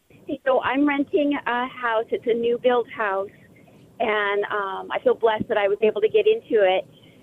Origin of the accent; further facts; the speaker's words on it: Phoenix, Arizona, United States; I grew up here in Phoenix drinking out of the garden hose as a kid.